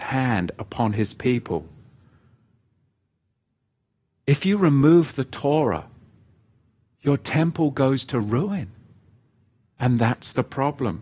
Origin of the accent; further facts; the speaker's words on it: England, United Kingdom; I grew up in England, the Church of England. And where I grew up, in the village that I grew up, as with many villages in England